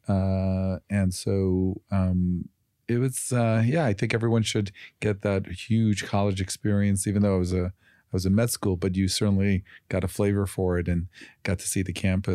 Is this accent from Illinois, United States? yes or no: yes; Chicago, Illinois, United States; I grew up in Chicago